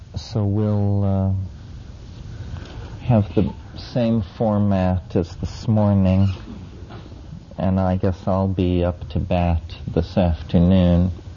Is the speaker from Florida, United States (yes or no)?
no; near Mesa Verde, Four Corners area of Colorado, United States; as a child, I grew up near Mesa Verde in the Four Corners area of Colorado